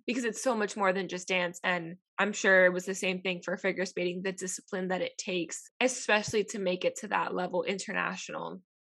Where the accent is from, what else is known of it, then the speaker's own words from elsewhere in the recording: Miami, Florida, United States; moved away as an adult; also born or lived in Tennessee; I grew up in Miami, which is a bigger city, but growing up in being Hispanic in Miami